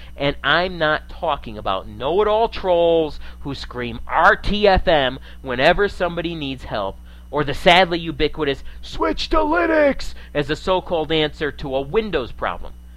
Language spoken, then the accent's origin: English; New England, United States; moved away; I hail from New England in the USA originally, and I'm an old time Yankee in a lot of ways